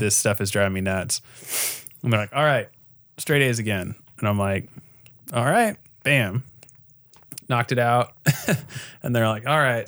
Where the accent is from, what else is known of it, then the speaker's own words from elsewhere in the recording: Costa Mesa, California, United States; I grew up in Costa Mesa.